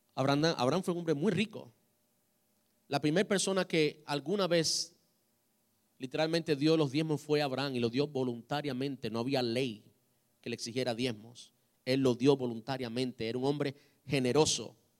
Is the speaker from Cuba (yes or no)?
yes; Cuba; como buen cubano